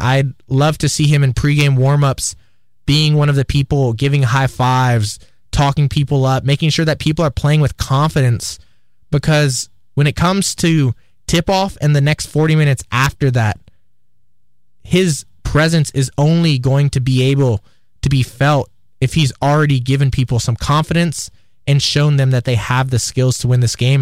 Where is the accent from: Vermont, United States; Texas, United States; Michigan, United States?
Texas, United States; Austin; moved away; my hometown Horns at the University of Texas